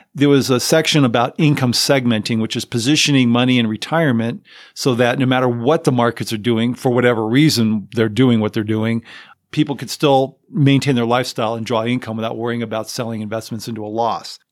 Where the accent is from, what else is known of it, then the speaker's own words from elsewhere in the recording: Southern California, United States; I grew up in Southern California. I lived there almost most of my life